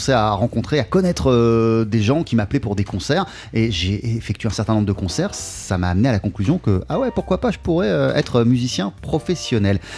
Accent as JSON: {"language": "French", "region": "New York", "country": "United States", "said": "moi je viens de New York"}